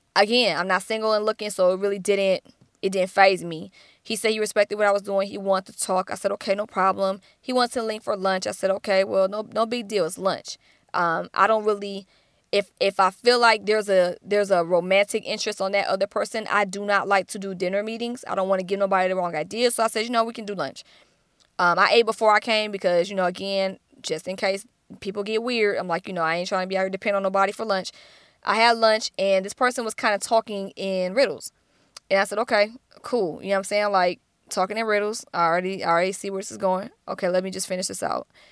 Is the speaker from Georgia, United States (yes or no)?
yes; Atlanta, Georgia, United States; I'm from Atlanta, which is the Black Hollywood